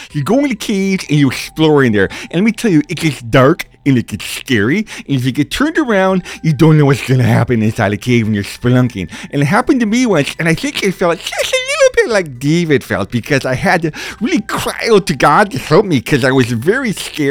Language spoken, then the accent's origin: English; Denmark; I'm from Denmark. You know that. I'm your cousin.